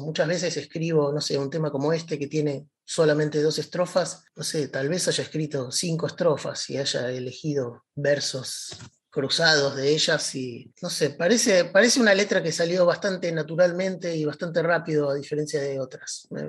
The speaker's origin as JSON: {"language": "Spanish", "region": "Buenos Aires", "country": "Argentina", "tie": "born or raised there", "said": "crecí en Devoto, un poco equidistante de, las dos estaciones de trenes que tiene el barrio"}